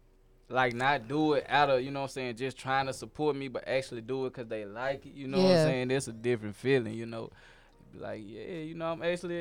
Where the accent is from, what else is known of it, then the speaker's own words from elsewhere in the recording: Bolivar, Tennessee, United States; now in Murfreesboro, United States; I grew up in Bolivar, Tennessee.